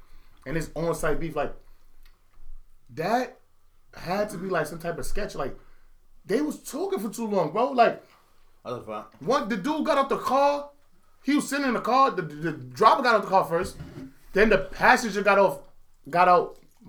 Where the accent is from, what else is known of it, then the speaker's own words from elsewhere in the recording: New York, United States; Nigga, I'm blood. I'm from New York.